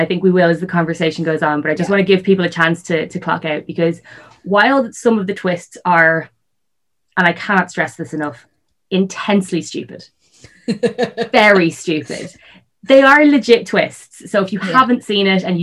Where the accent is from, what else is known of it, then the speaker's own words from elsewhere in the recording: North County Dublin, Leinster, Ireland; I grew up in North County Dublin